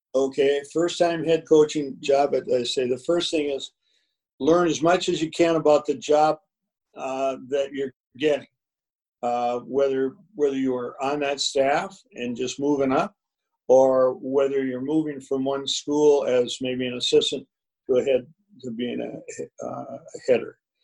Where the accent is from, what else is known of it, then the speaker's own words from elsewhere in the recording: Minneapolis, Minnesota, United States; growing up in North Minneapolis